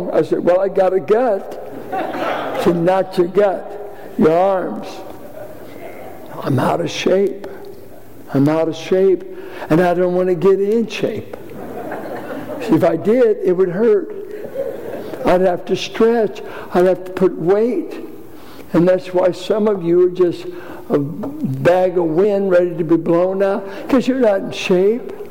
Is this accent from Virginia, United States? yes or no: yes; Richmond, Virginia, United States; born or raised there